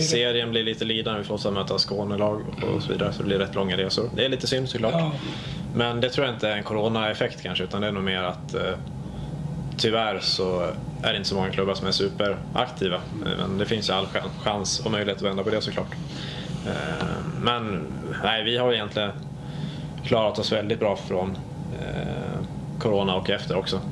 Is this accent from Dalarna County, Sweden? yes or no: yes; Falun, Dalarna County, Sweden; moved away as an adult; also born or lived in Stockholm; now in Växjö, Sweden; från Falun, så jag är uppväxt i Falu